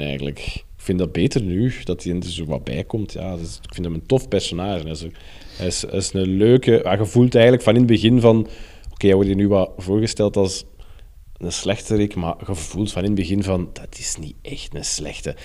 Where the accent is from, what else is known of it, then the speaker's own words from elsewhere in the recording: Brussels, Brussels-Capital Region, Belgium; ik ben opgegroeid in Brussel